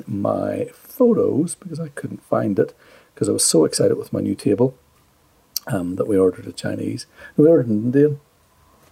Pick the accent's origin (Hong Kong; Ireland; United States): Ireland; Being Irish